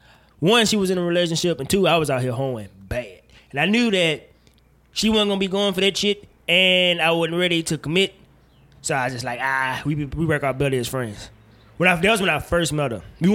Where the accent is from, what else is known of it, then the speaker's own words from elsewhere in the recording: Mississippi, United States; I know I'm from Mississippi, but that's not the way this works.